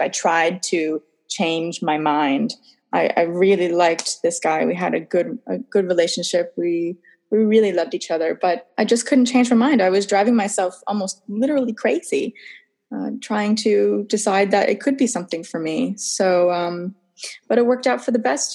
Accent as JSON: {"language": "English", "region": "Massachusetts", "country": "United States", "moved": "as an adult", "lives_now": "Sweden", "said": "I'm from Cowtown, Massachusetts, middle of nowhere, I always say Boston because it's the closest big city."}